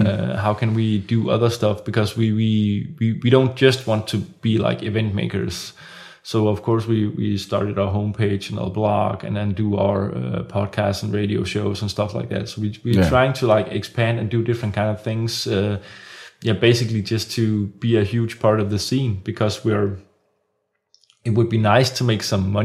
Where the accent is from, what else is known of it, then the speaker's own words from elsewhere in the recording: Copenhagen, Capital Region of Denmark, Denmark; I'm from Copenhagen